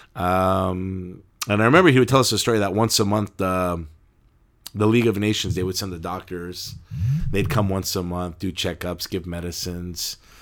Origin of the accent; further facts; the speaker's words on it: Turlock, California, United States; I was born in Turlock, California